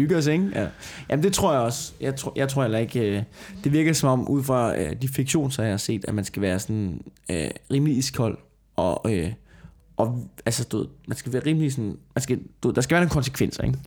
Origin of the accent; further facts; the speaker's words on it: Tornby, Denmark; now in Copenhagen, Denmark; hvor jeg voksede op, ikke? i det der forstadskvarter ude i Tornby